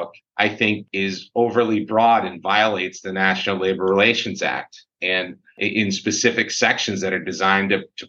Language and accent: English; Syracuse, New York, United States; I grew up in Syracuse, was from the area